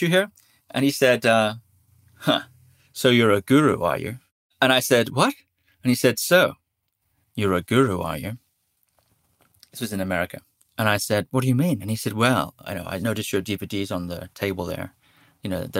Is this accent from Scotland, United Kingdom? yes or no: yes; Shetland Islands, Scotland, United Kingdom; I grew up on the Shetland Islands